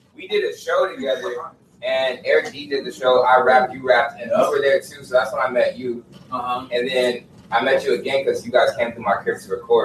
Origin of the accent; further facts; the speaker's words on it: California, United States; moved away; I'm from California